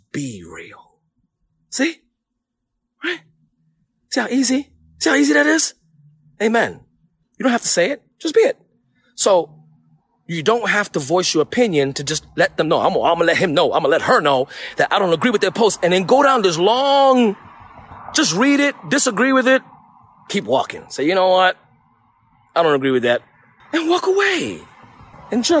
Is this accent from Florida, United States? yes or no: no; New York City, New York, United States; I'm from New York